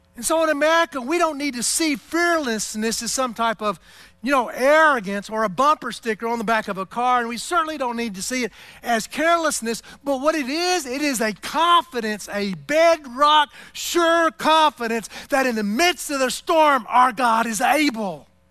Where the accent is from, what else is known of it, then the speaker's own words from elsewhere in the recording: United States; as an American in this culture